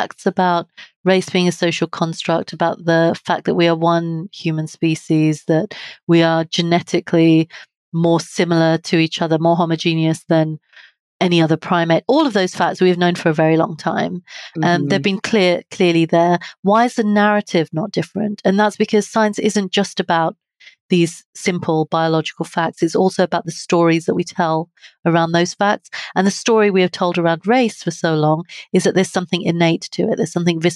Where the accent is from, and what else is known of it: United Kingdom